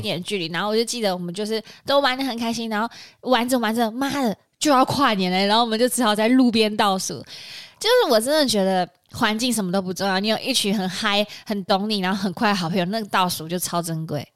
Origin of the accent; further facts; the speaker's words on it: Taiwan; 我们台湾人